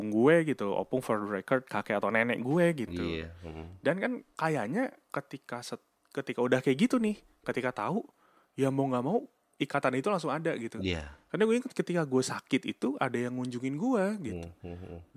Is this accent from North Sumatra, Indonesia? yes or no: no; Jakarta, Indonesia; born or raised there